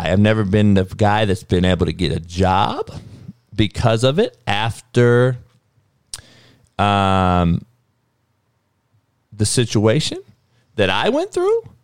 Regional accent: Compton, California, United States; I'm from Compton

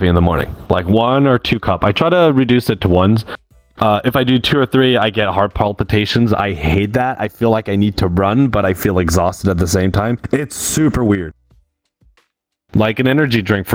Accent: Canada; English is a second language; I'm from Canada

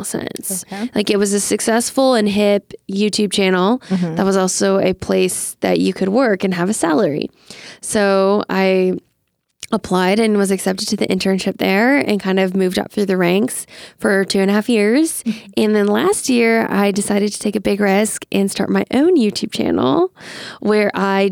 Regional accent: Louisiana, United States; moved away as an adult; also born or lived in East Coast; now in Los Angeles, United States; I'm from Louisiana

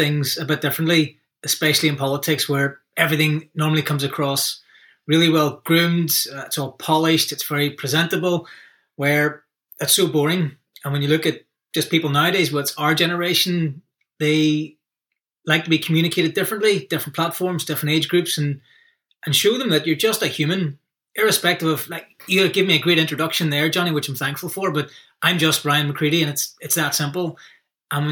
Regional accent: Northern Ireland, United Kingdom; growing up as a young person in Northern Ireland

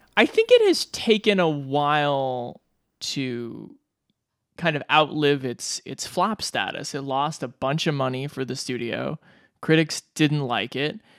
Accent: Omaha, Nebraska, United States; growing up in Omaha, Nebraska, like the Dundee Theater

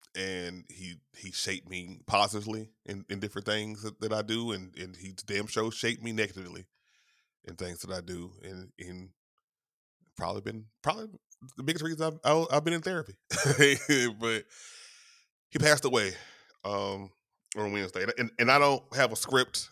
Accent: Shreveport, Louisiana, United States; my hometown of Shreveport, Louisiana

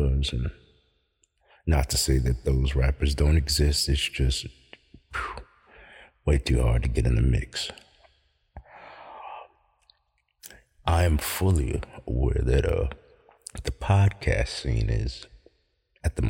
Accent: Central New York, United States; Born and raised in Central New York

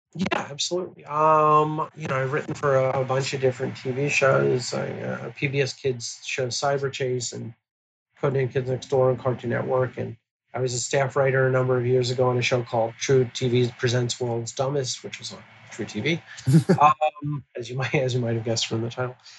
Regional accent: Baltimore, Maryland, United States; my hometown of Baltimore

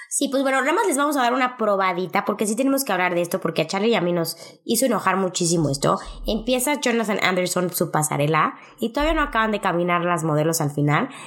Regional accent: Mexico

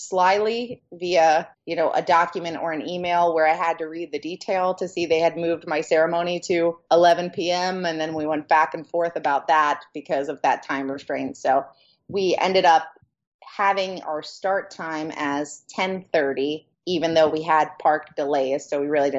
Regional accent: New Jersey, United States; My side of the family is a large Italian family, and we're all from New Jersey.

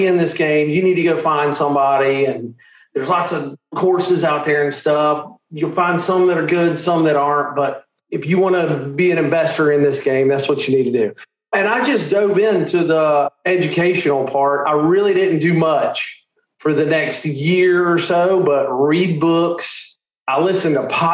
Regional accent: Charleston, South Carolina, United States; I'm from Charleston, South Carolina.

